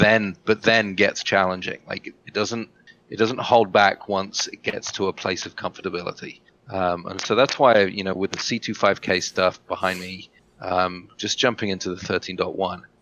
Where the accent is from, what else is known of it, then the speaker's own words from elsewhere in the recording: England, United Kingdom; moved away; I get a week in England to see my family